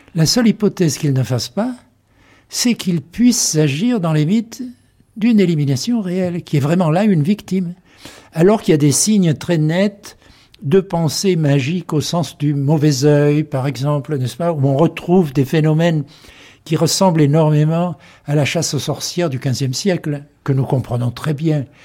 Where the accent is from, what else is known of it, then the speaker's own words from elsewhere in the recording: southern France, France; accent: French, somewhat southern; first language French; moved away as an adult; now in United States; j'ai un accent euh, français, peut-être même méridional un peu